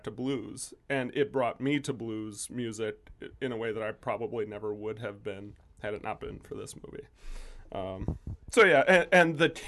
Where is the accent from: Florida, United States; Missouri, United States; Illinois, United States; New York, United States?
Illinois, United States; No, I am from Illinois.